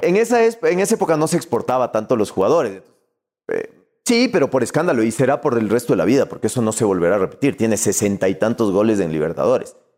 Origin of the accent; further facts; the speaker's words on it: Ecuador; somos ecuatorianos